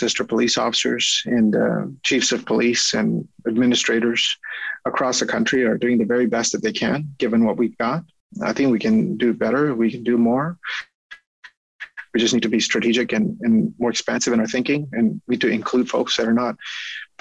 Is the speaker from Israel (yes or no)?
no; Canada; as a Canadian in my country